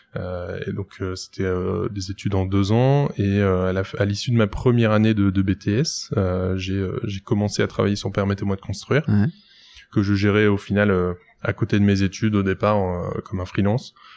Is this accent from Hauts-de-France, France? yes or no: yes; Lille, Hauts-de-France, France; j'ai 27 ans, je suis lillois